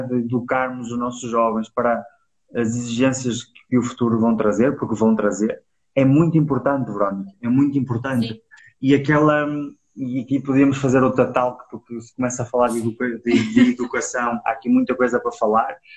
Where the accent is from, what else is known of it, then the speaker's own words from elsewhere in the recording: Penafiel, Porto District, Portugal; Nós somos de Penafiel